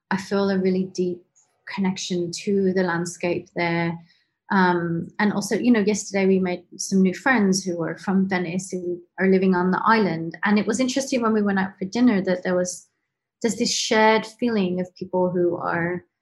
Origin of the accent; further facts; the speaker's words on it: Canada; also born or lived in England; I I was born in England, but I moved to Canada when I was 11. And so my family's in Canada. And then I came back to England